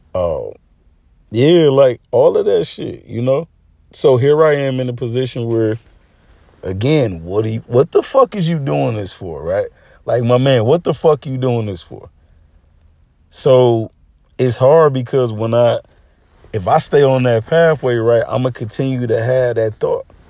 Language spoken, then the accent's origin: English; Arkansas, United States; moved away; I'm originally from Arkansas